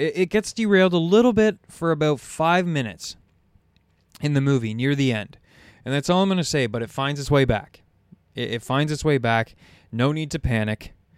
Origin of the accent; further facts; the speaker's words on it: Canada; as a Canadian. Like I was born in the same hospital as the guy.